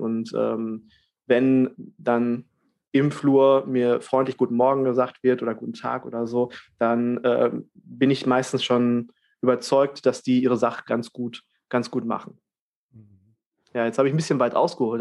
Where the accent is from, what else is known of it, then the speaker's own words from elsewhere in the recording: Germany; bei uns in Deutschland